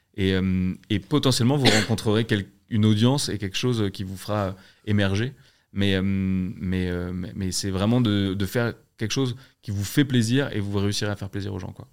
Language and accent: French; Alsace, Grand Est, France; je suis alsacien